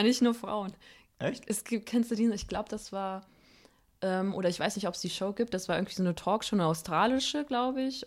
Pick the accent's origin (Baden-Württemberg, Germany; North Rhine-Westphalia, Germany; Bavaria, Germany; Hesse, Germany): Hesse, Germany; Fuldatal; aus Fuldatal, Iringshausen.